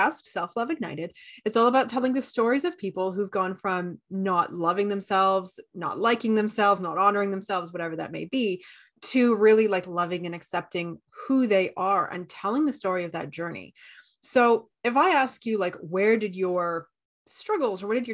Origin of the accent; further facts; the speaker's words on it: Canada; I'm Canadian